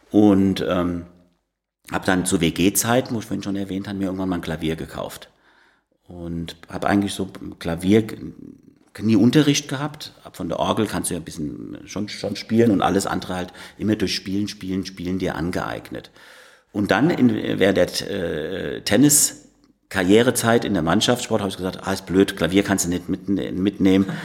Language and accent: German; Marienthal, Germany; Als, als, Kind zu Hause in Marienthal, wo ich aufgewachsen bin, habe ich auf Heimorgel angefangen.